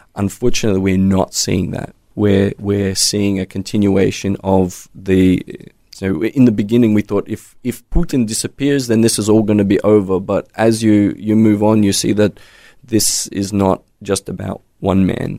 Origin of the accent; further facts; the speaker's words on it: Australia; moved away; as an Aussie